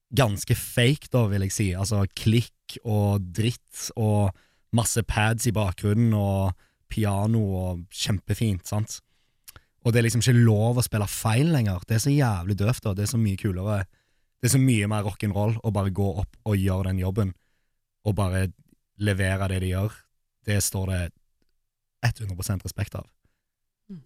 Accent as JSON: {"language": "Norwegian", "country": "Poland", "moved": "yes", "lives_now": "Norway", "said": "jeg er fra Polen"}